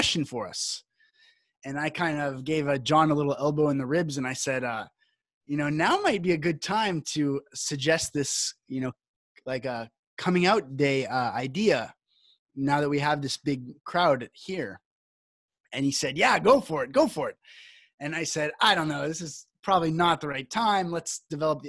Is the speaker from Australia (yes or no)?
no; Canada; now in Costa Rica; I'm Canadian, but I live in Costa Rica